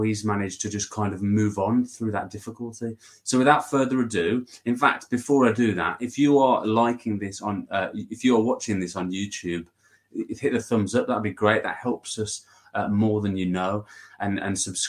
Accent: England, United Kingdom; I'm from England

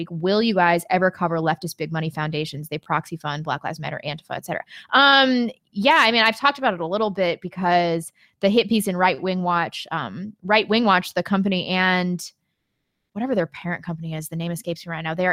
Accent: Missouri, United States; I'm from Missouri

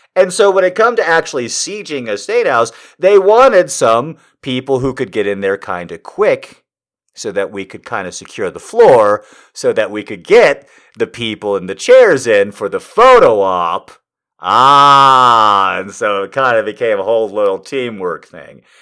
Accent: United States; as an American

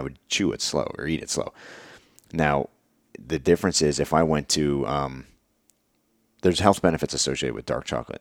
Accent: Pennsylvania, United States; moved away; also born or lived in Virginia; I'm from Pennsylvania, and I've been living in Virginia for a long time at that point

